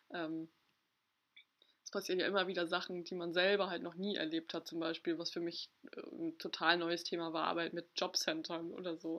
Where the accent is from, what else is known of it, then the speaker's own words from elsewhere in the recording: Ostholstein, Schleswig-Holstein, Germany; moved away as an adult; also born or lived in Hamburg; ich komme nicht gebürtig aus Hamburg, sondern aus Ostholstein